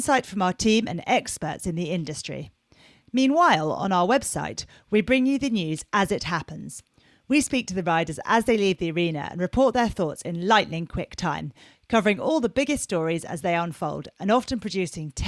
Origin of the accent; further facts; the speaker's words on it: Surrey, South East England, United Kingdom; being a Surrey girl.